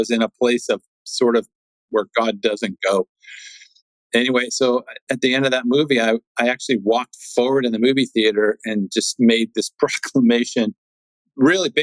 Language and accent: English; Washington, District of Columbia, United States; I'm born and raised in Washington, D.C.